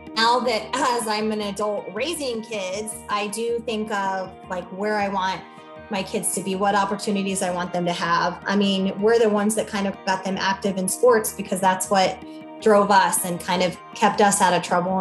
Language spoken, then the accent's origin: English; Aurora, Missouri, United States; moved away as an adult; also born or lived in Springfield, Missouri; now in Bentonville, Arkansas, United States; growing up in Missouri